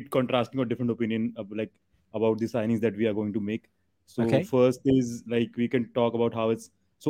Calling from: Delhi, India; Actually, I'm joining you from India.

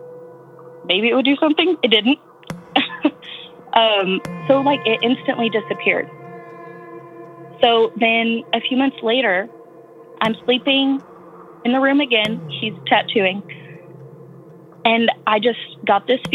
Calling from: West Texas, United States; I'm calling from West Texas.

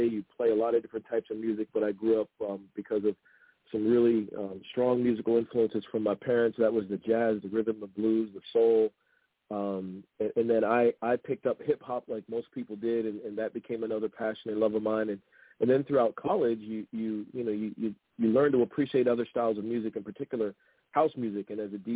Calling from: Washington, District of Columbia, United States; Right now, Washington D.C. I'm based there.

